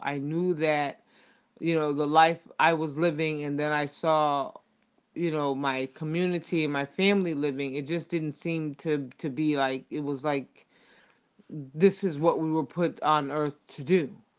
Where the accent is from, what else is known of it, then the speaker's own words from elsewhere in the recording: United States; I'm from the United States